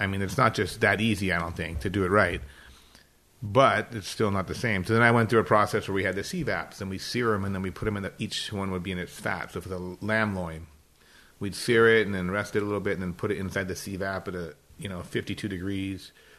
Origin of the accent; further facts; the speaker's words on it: France; English is a second language; Kind of like when I grew up cooking in France, there was one tasty menu and everybody used to order a la carte.